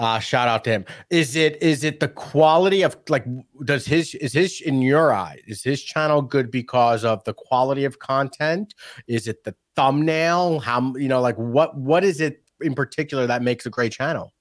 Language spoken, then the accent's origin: English; New York, United States; moved away; also born or lived in San Diego; I grew up in New York, and we had the Z Morning Zoo from Z one hundred